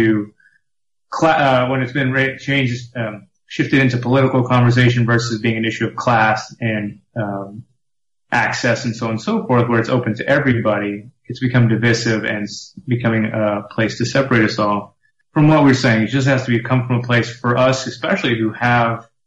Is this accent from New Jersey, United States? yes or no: no; Texas, United States; now in Brooklyn, United States; I'm originally from Texas. I'm from small town Texas